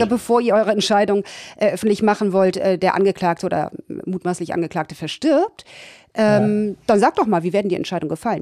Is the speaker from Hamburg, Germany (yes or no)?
yes; Hamburg, Germany; also born or lived in Ramatuelle, France; now in France; Ich bin zwar gebürtige Hamburgerin, heute hauptberuflich ja. Französin